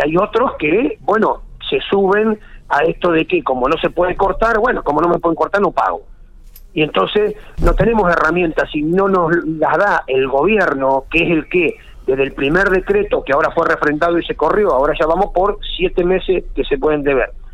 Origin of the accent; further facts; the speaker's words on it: Argentina; especialmente como argentinos